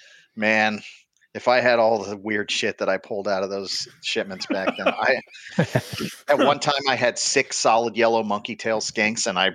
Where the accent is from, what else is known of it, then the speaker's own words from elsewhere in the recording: Miami, Florida, United States; I was catching, you know, like brown and owls in my yard because I grew up in Miami.